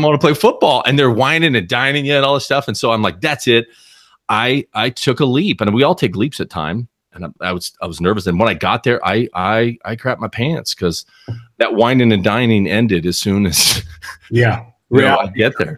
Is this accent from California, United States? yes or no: yes; Southern California, United States; I grew up in Southern California. I was about an average of a suburban kid as you can be